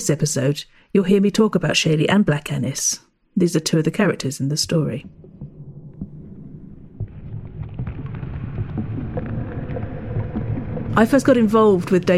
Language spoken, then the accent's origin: English; England, United Kingdom; As an English person, I'm quite familiar with British folk music just through living here and knowing that tradition